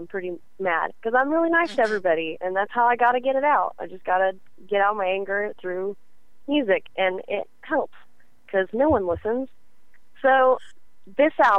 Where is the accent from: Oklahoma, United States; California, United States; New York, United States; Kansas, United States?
Oklahoma, United States; born and raised